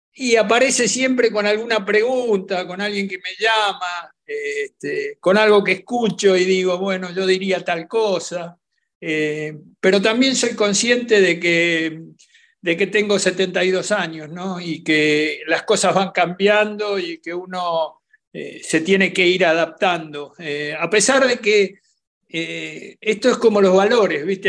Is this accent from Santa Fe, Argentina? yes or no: no; Buenos Aires, Argentina; como buen argentino soy muy futbolero